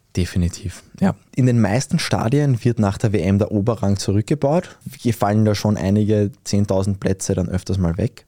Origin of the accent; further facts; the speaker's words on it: Austria; als Österreicher